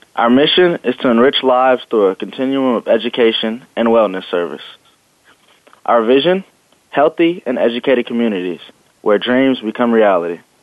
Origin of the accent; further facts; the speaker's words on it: Los Angeles, California, United States; moved away as an adult; also born or lived in San Diego; I'm originally from Los Angeles